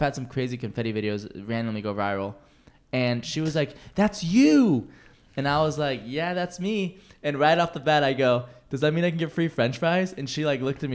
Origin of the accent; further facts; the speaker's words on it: Seattle, Washington, United States; moved away; I'm from Seattle, too